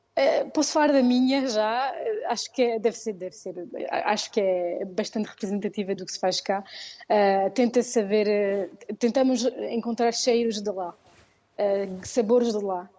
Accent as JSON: {"language": "Portuguese", "town": "Paris", "region": "Île-de-France", "country": "France", "tie": "born or raised there", "said": "Eu nasci em Paris, uh, Paris mesmo, e sempre vivi cá."}